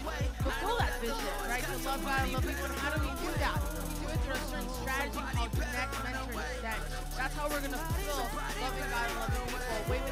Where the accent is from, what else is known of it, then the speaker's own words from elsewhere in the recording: Chicago, Illinois, United States; I'm from Chicago over there, like the Bears.